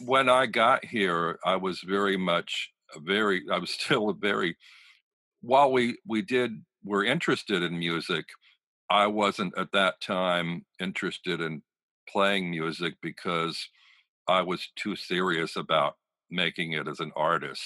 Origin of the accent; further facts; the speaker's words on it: Pennsylvania, United States; moved away as an adult; also born or lived in Dayton, Ohio / New York; I'm gay and I grew up in Pennsylvania where there was no gay visibility